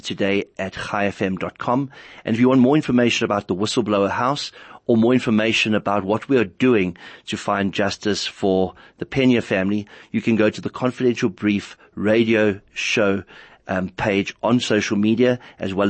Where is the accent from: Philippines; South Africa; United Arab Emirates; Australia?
South Africa; as a South African